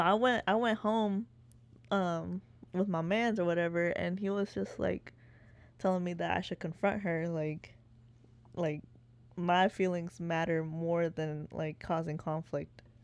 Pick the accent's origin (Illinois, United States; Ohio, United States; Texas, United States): Texas, United States; Waco; moved away as an adult; now in Austin, United States; I'm originally from Waco, born and raised